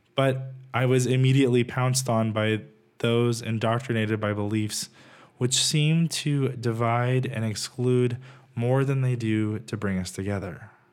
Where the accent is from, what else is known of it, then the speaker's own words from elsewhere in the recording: Texas, United States; Growing up in Texas, many of my friends and family are a bit more conservative than I am